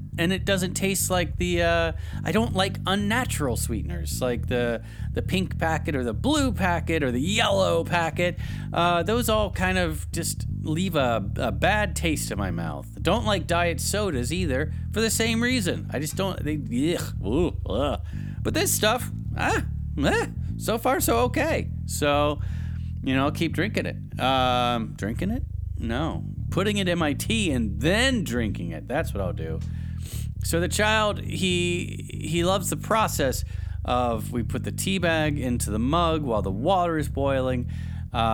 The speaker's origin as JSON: {"language": "English", "region": "the South", "country": "United States", "said": "because I used to put sugar in my tea because I like a little sweet tea, because I'm from the South and that's what we drink."}